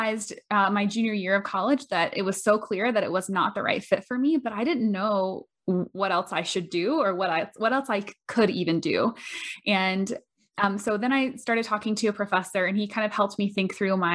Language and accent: English; Bushnell, Florida, United States; I'm originally from Bushnell, Florida